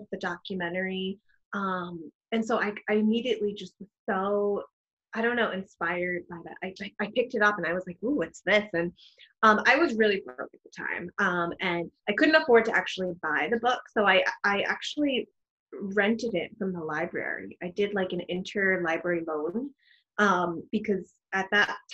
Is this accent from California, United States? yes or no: no; New York City, New York, United States; I was born and raised in the Bronx. I'm a Bronx girl